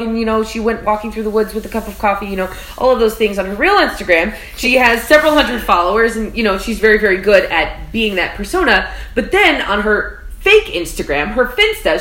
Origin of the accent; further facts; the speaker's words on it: South Texas, United States; moved away as an adult; now in New York City, United States; I am from South Texas and I was homeschooled.